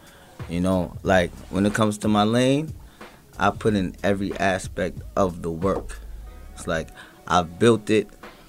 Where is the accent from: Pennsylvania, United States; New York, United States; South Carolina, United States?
New York, United States; Bronx; also born or lived in Brooklyn / Westchester; I grew up in the uptown area, in Bronx, and in and out of Westchester areas. You know, Yonkers, shout out to the Rough Riders.